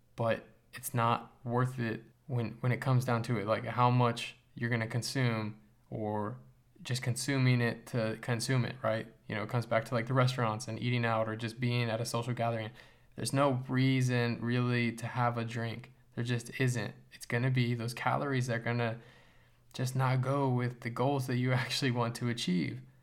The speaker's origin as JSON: {"language": "English", "country": "United States", "said": "as an American"}